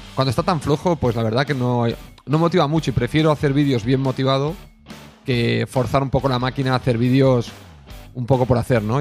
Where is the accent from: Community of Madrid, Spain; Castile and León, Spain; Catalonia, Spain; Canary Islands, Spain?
Catalonia, Spain; Siendo catalán